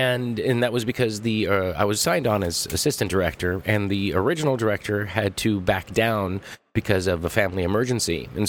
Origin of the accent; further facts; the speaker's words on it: Los Angeles, California, United States; I'm from Los Angeles, and I gave L.A. a try